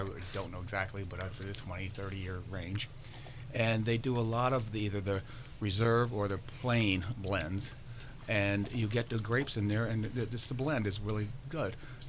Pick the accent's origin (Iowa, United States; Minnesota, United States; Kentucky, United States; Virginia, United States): Virginia, United States; I know more in Virginia because I'm from Virginia.